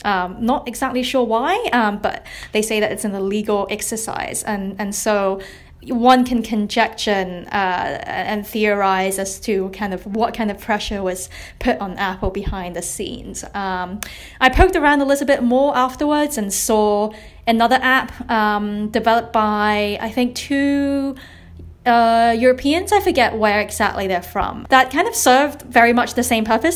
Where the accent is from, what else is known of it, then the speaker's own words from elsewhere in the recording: Hong Kong; I'm from Hong Kong. I'm based in Hong Kong.